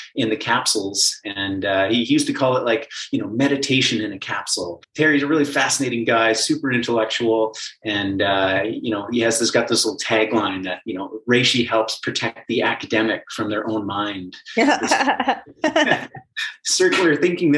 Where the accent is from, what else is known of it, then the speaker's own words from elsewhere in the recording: Calgary, Alberta, Canada; I was born and raised in Calgary